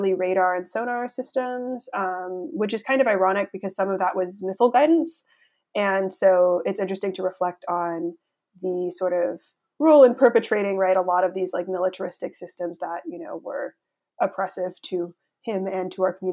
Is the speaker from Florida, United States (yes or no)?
no; Los Angeles, California, United States; moved away as an adult; also born or lived in San Jose, California; now in New Haven, United States; I was born in San Jose, so that's up north in California, and we moved to the Los Angeles area when I was 3